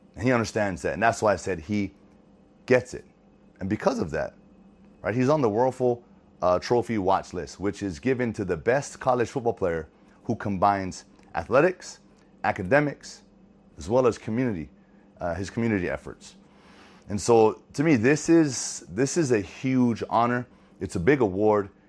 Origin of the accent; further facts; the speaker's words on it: Hawaii, United States; growing up in Hawaii